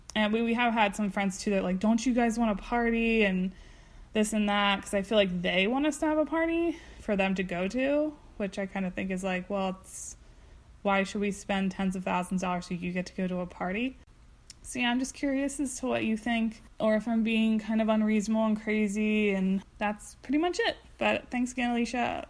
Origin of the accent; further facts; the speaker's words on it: Delaware, United States; we're actually from Delaware